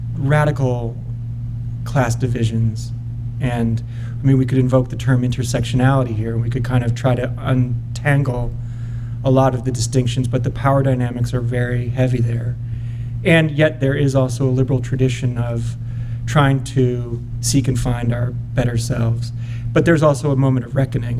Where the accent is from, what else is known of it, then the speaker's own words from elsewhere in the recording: Newton, Massachusetts, United States; now in Los Angeles, United States; in our comfortable suburban setting um, outside of Boston.